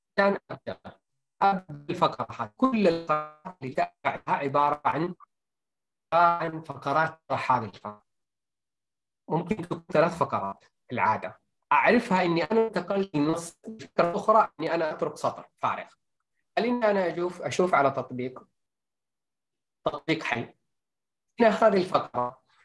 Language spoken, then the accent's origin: Arabic; Saudi Arabia; عندنا في السعوديه